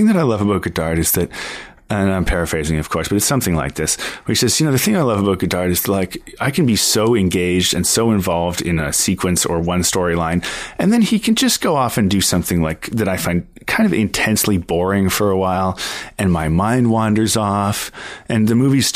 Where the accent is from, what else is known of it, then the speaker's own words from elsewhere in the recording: Ottawa, Ontario, Canada; moved away as an adult; also born or lived in Montreal; I grew up in Ottawa, Ontario